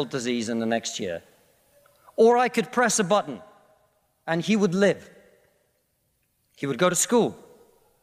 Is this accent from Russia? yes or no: yes; Russia; now in United Kingdom; I come from Russia, which is not a poor country